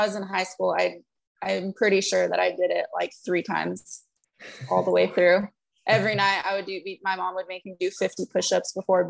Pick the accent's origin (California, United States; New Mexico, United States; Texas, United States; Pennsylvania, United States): New Mexico, United States; Los Lunas; Actually, I'm from Albuquerque, New Mexico.